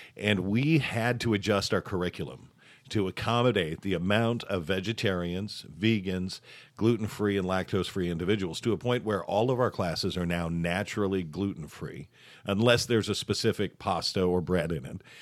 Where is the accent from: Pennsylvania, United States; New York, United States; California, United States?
New York, United States; Southern Tier, Finger Lakes region; I was born and, and raised in, in the southern tier, the southern end of the lakes